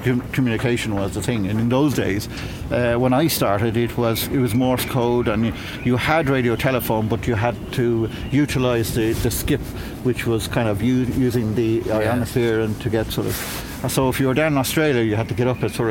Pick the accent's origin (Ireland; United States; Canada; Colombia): Ireland; Monkstown, Leinster; I grew up in Monkstown, and which wasn't very far away from Dunleary